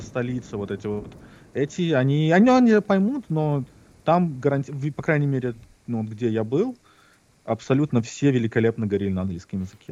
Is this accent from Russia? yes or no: no; Minsk, Belarus; now in United States; Я родился такого-то, такого-то в таком-то году в городе Минске, Беларусь.